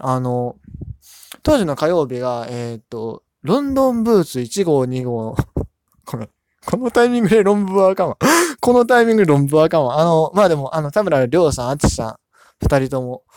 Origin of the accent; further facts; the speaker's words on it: Kansai, Japan; now in Yokohama, Japan; 横浜に住んでるんですけど、関西出身でして